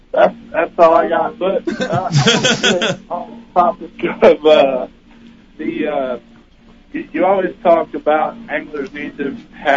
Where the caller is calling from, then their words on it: Georgia, United States; It's … from Edo, Georgia.